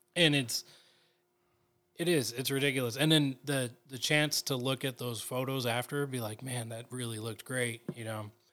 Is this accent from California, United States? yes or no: yes; California, United States; also born or lived in National City, California; I've lived in California my whole life